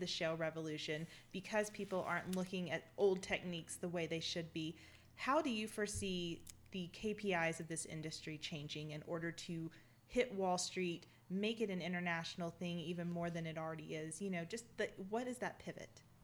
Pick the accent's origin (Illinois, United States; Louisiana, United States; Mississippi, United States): Mississippi, United States; I'm from Mississippi, and when our crazy gets off the front porch, we cheer it on